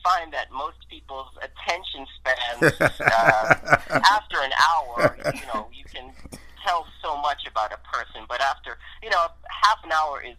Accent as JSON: {"language": "English", "town": "Baltimore", "region": "Maryland", "country": "United States", "tie": "born or raised there", "said": "I'm from Baltimore, Maryland, so it was nice to be recognized in my hometown"}